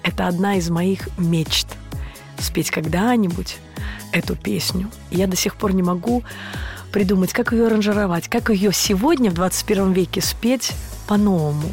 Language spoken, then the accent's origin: Russian; Mogilev Region, Belarus; moved away as an adult; now in Saint Petersburg, Russia; Я родом из Белоруссии, а жизнь меня привела в Петербург